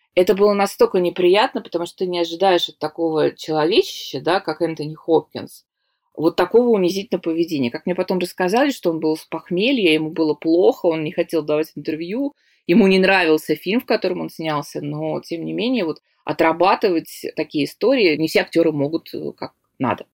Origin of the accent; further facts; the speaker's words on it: Saint Petersburg, Russia; из Санкт-Петербурга